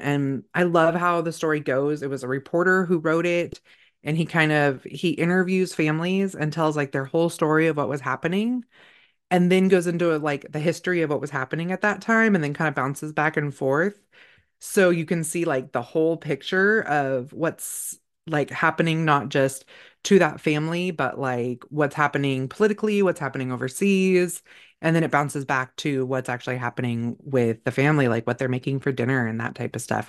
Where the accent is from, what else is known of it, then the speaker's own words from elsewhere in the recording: California, United States; moved away; I grew up in California